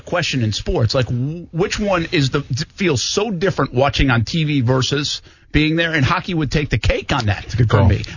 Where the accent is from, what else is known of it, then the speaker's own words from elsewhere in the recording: New England, United States; I grew up in New England